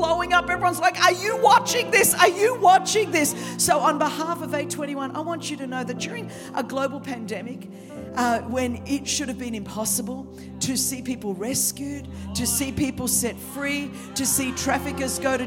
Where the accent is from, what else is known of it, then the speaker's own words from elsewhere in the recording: Sydney, New South Wales, Australia; accent: Australian (Sydney); As you can tell from my accent, this is the Queen's English from Sydney, Australia